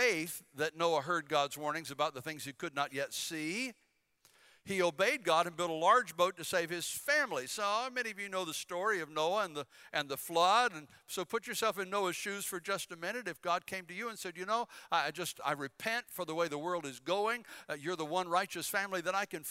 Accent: Bladen County, North Carolina, United States; moved away as an adult; also born or lived in Philippines; now in Hampton Roads, Virginia, United States; I'm from Bladen County

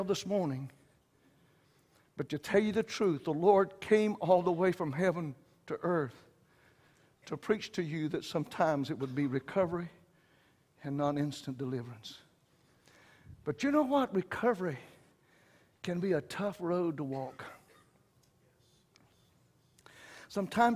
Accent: Wayne County, the South, United States; I know I'm from the South. I was raised in Wayne County

